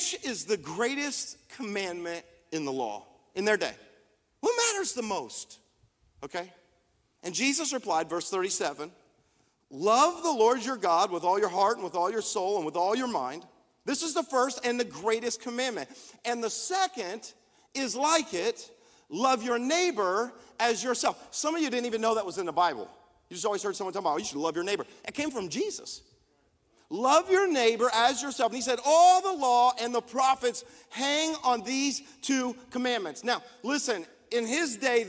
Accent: United States

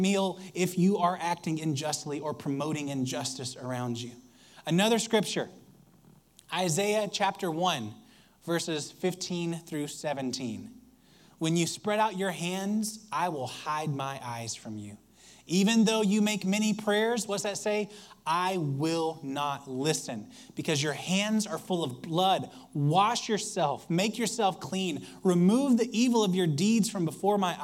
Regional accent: Alabama, United States; I grew up in Alabama

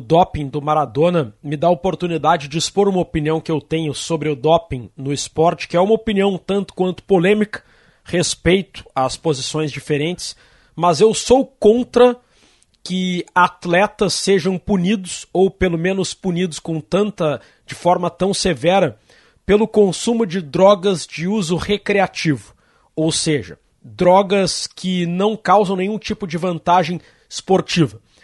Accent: Brazil; nós, como brasileiros que sempre torcemos para o Brasil

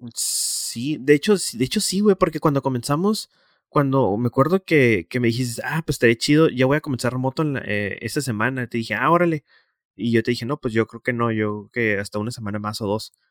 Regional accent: Tijuana, Baja California, Mexico; estoy en mi ciudad

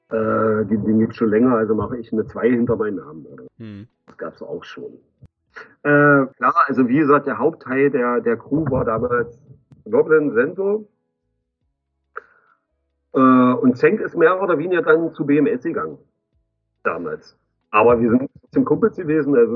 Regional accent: East Germany, Germany; Nein, ich komme aus Ostdeutschland.

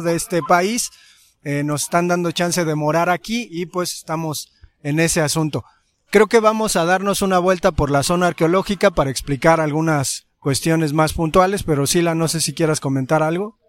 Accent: Mexico; como mexicanos

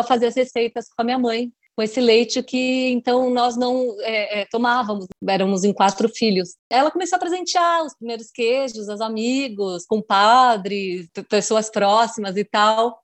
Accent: Bocaina, São Paulo, Brazil; Então é lá onde nós nascemos, onde eu fui criada a vida toda, onde a minha mãe, inclusive, ainda mora

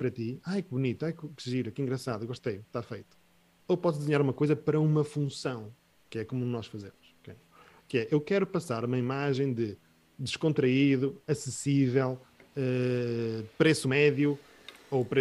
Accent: Porto, Norte, Portugal; Porque eu até sou do Porto, portanto está bom.

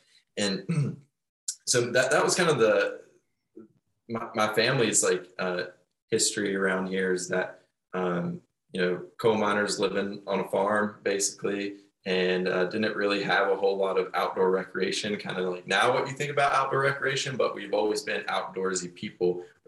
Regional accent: Shady Spring, West Virginia, United States; my family's time here in West Virginia, it's been in the southern part of the state, the southern coal fields. And so we had like a little family holler out towards Shady Spring on a tributary to the New River. And I grew up

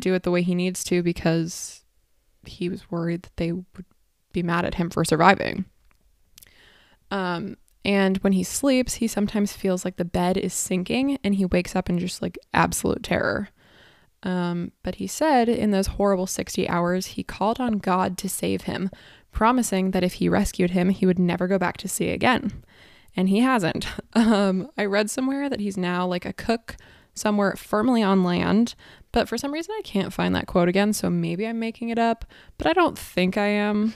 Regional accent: San Diego, California, United States; I'm from San Diego

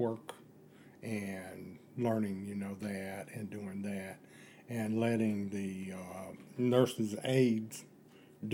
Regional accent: Asheville, North Carolina, United States; now in Boone, United States; I was born in Asheville, North Carolina

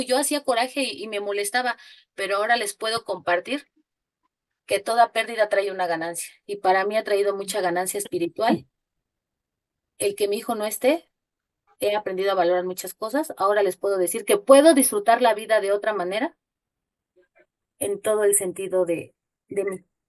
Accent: Mexico City, Mexico; yo soy de la Ciudad de México

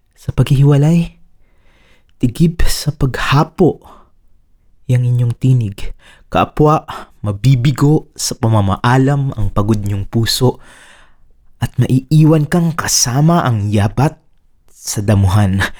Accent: Laguna, Calabarzon, Philippines; galing ako sa Laguna

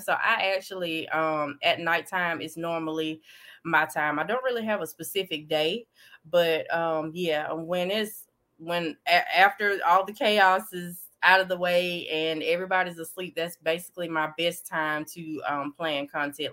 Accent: Davidville, Alabama, United States; I'm from Davidville, Alabama, a very small town

